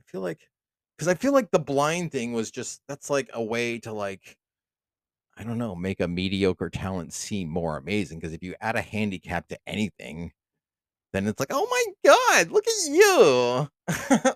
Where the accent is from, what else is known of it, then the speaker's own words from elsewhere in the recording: United States; I'm an American